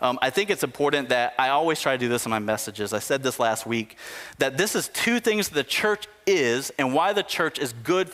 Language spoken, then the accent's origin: English; United States; us as American Christians